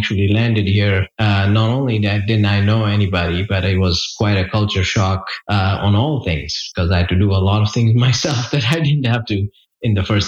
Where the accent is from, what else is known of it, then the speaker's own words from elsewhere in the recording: India; moved away as an adult; now in Charlotte, United States; I grew up in India. So I, the early path of … first 19 years of my life was in India. Grew up in an upper middle class family.